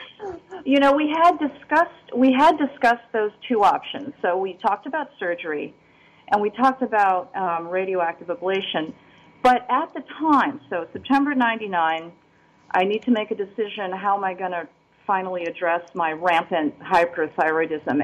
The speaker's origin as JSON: {"language": "English", "country": "Philippines", "moved": "yes", "lives_now": "Nicosia, Cyprus", "said": "I'm originally from the Philippines, and I did not actually naturalize as an American citizen until recently, 2016"}